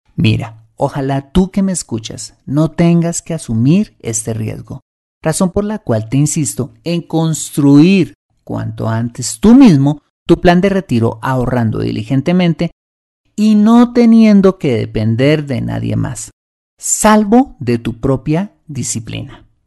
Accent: Colombia; mi país, Colombia

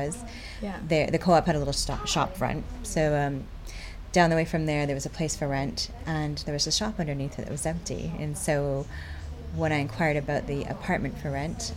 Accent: Vancouver, British Columbia, Canada; moved away as an adult; also born or lived in Bristol / Leeds / Camden, London; now in London, United Kingdom; That's where I'm from. Yeah, we're from Vancouver

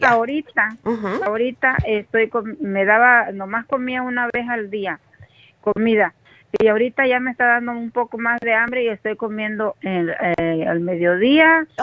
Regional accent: Mexico; yo soy mexicana

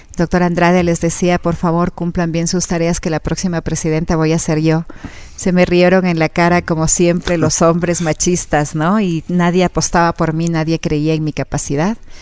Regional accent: Quito, Pichincha, Ecuador; yo me crecí en el Estadio Olímpico Atahualpa, mi padre me llevaba los fines de semana

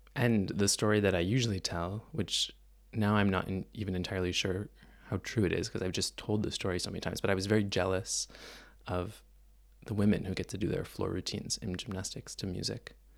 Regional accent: Mississauga, Ontario, Canada; moved away; I grew up in Toronto, just outside of Toronto, actually, in a place called Mississauga

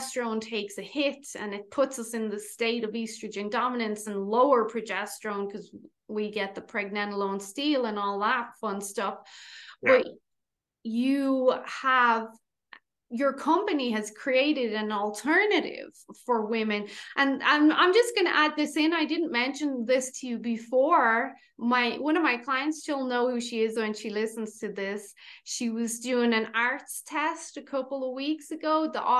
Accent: Ireland; We are obviously Irish

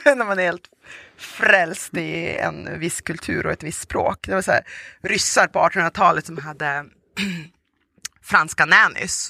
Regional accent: Sweden; first language Russian; Swedish is a second language; also born or lived in Volgograd, Russia / Tanzania / Umeå, Sweden; jag kommer ju från eh, Ryssland, även uppvuxen i Sverige.

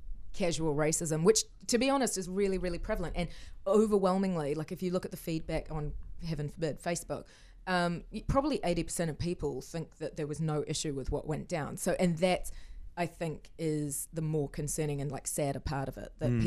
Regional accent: Hong Kong; I grew up in Hong Kong and I've spent my life having people ask, where are you from? But you're not Asian.

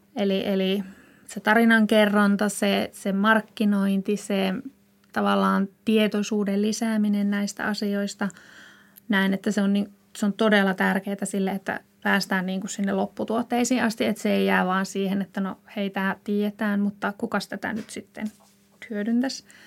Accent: Ilomantsi, North Karelia, Finland; moved away; also born or lived in Joensuu; Lähtöisin olen Ilomantsista, sieltä metsien keskeltä

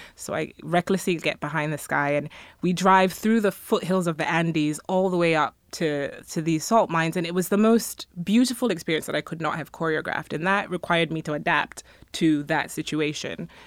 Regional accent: Ghana; now in United States; I come from Ghana, so I grew up as a majority

